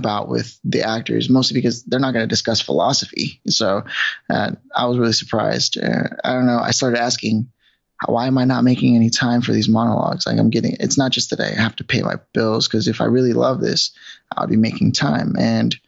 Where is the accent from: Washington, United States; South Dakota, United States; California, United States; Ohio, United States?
California, United States; Los Angeles; moved away as an adult; also born or lived in New York City; So I'm originally from Los Angeles, but I had moved to New York once already